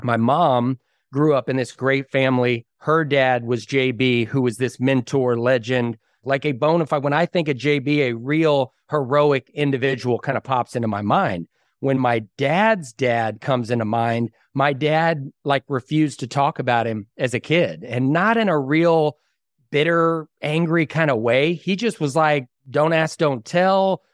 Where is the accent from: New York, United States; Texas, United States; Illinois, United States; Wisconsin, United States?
Texas, United States; Dallas-Fort Worth area; moved away as an adult; now in Waco, United States; I grew up in the Dallas-Fort Worth area